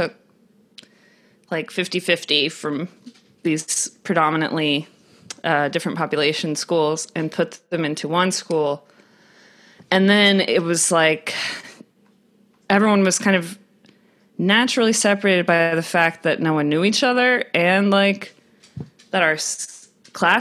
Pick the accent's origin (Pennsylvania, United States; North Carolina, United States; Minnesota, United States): North Carolina, United States; also born or lived in Georgia; I grew up, originally I grew up with like 3 sisters and, 2 parents in North Carolina.